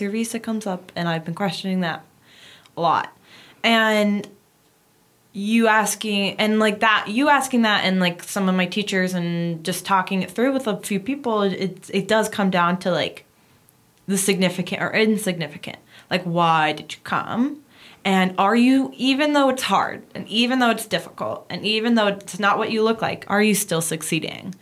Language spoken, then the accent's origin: English; United States; now in Paris, France; my home country, as screwed up as it is, is still the States